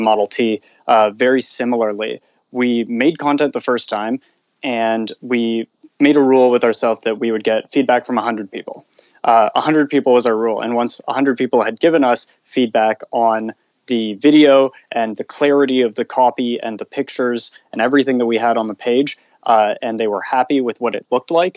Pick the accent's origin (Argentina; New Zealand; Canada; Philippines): Canada; being Canadian